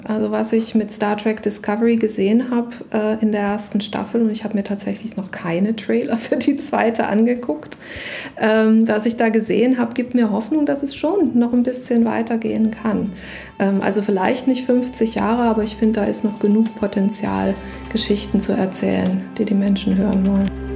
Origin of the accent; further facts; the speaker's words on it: Saxony, Germany; Ich bin in Sachsen aufgewachsen